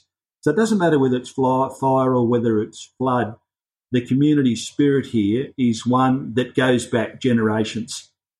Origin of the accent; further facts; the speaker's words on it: Sydney, New South Wales, Australia; moved away as an adult; now in Bargo, Australia; I was born and raised in the Sydney suburbs. We're only newbies. We've only been here nearly 40 years, so we're not quite locals.